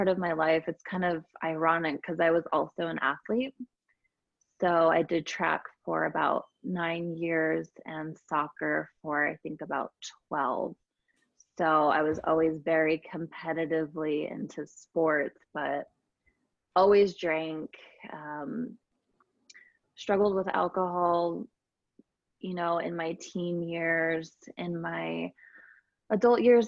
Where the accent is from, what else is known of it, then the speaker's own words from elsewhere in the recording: Escondido, California, United States; moved away as an adult; also born or lived in Orange County, California / Sedona, Arizona / Atlanta, Georgia; now in Utah, United States; I'm from California originally, it's called Escondido, California, which is Southern California, and grew up there